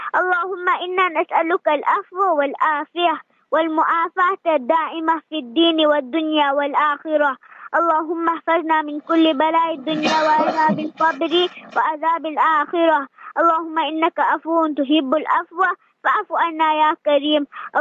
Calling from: Isipingo, KwaZulu-Natal, South Africa; It's a Pingo Beach.

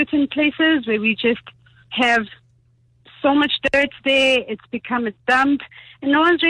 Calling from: Johannesburg, Gauteng, South Africa; I'm calling from Alex.

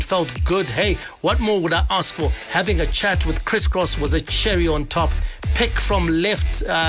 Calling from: New Marimba, Zimbabwe; Hi, ZFM sports team. … from New Marimba.

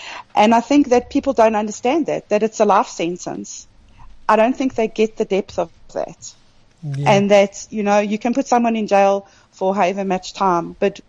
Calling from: Kimberley, Northern Cape, South Africa; I'm in Kimberley.

